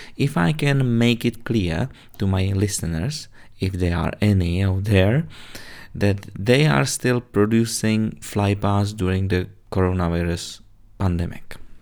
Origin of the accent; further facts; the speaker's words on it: Czechia; English is a second language; moved away; also born or lived in Britain; you already spotted my little accent. Well, anyone who guessed I'm originally from Czech Republic guessed it right